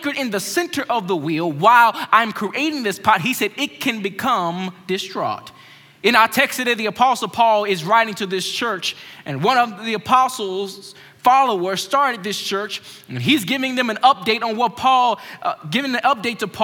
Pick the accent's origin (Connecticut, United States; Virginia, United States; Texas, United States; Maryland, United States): Maryland, United States; growing up in Maryland, my family